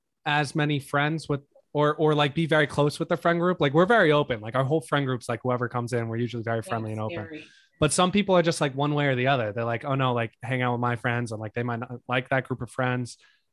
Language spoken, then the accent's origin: English; Manalapan, New Jersey, United States; I'm from Manalapan.